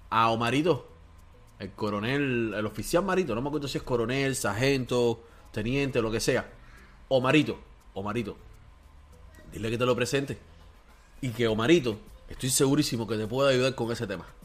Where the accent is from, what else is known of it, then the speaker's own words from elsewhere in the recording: Cuba; Porque nosotros sí somos cubanos de verdad y sí estamos con el pueblo.